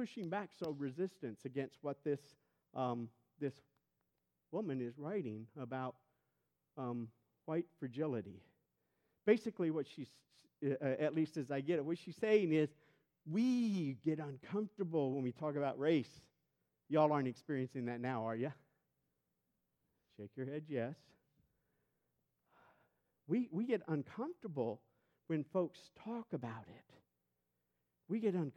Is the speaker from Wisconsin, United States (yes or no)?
no; St. Louis, Missouri, United States; moved away; I'm white and I'm from St. Louis